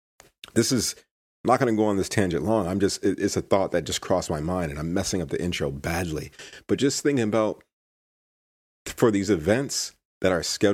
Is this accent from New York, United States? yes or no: yes; New York, United States; I was born in New York, but I love California